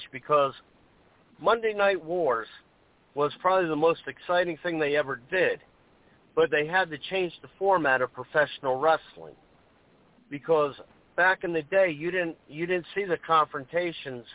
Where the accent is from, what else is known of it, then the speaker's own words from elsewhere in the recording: the South, United States; I grew up in the South